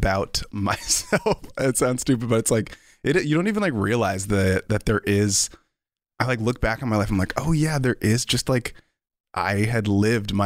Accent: Rhinebeck, New York, United States; I'm from upstate New York, Rhinebeck, the whitest town there ever was

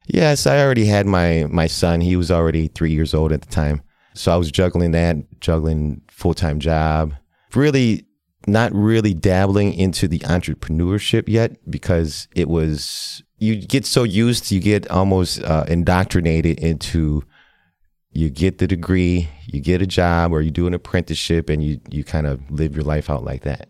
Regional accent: Milwaukee, Wisconsin, United States; also born or lived in Laos; I was growing up in Milwaukee here on the South Side

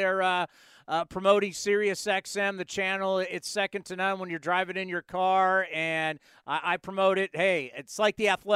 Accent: San Diego, California, United States; when I was a kid growing up in San Diego, I grew up right next to San Diego State

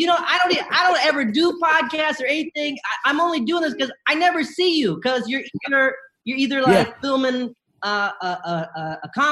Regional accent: Bennettsville, South Carolina, United States; also born or lived in Columbia, South Carolina; I was born in Columbia, South Carolina, and I grew up mostly in a small town called Bennettsville

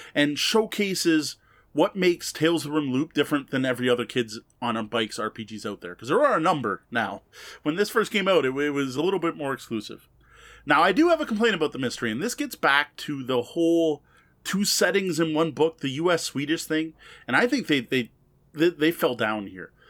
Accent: Canada; I, as a Canadian

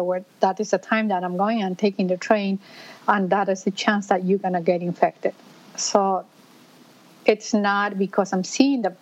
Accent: Peru; moved away as an adult; now in New York City, United States; I am originally from Peru. And in Peru, I used to be a veterinarian. And I moved to United States

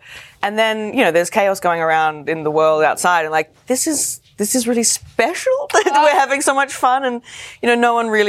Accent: Australia; I'm Australian.

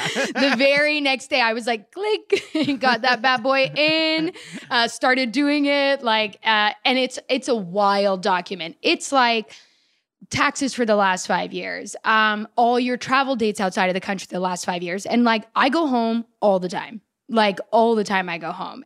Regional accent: Canada; moved away as an adult; now in United States; I've been living here for ten years as a Canadian, but now I've been living here for about three weeks as an American

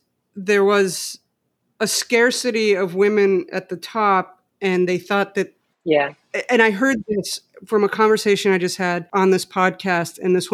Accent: Mexico City, Mexico; moved away as an adult; now in United States; I grew up in Mexico City, just so you know.

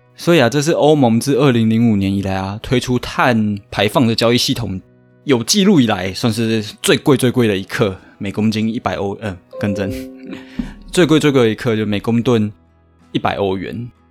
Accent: Taiwan; 我们台湾人

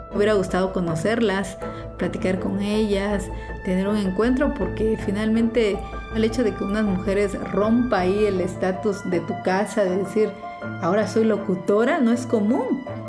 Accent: Unión Hidalgo, Oaxaca, Mexico; also born or lived in Puebla; soy reportera zapoteca, nací en Unión Hidalgo, Oaxaca

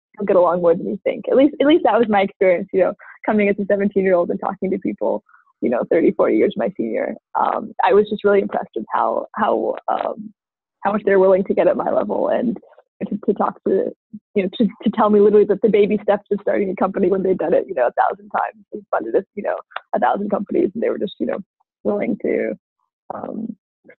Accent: United States; growing up in America

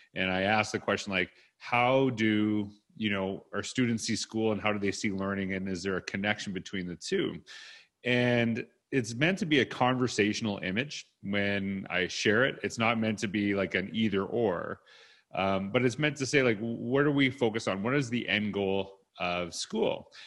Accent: Canada; also born or lived in Edmonton, Alberta; that's part of being Canadian

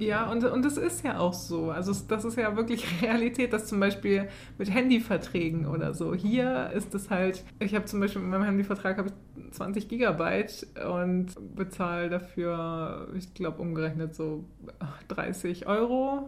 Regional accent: Germany; als Deutsche

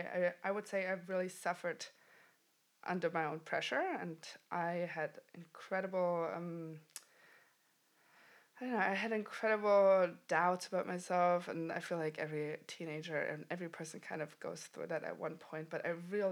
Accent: Germany; moved away as an adult; also born or lived in New York City; And I'm originally from Germany, so I left 2013

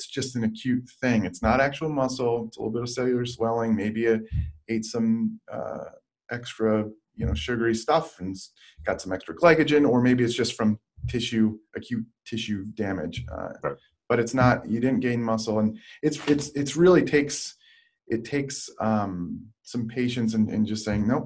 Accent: Michigan, United States; now in San Diego, United States; I'm from Michigan

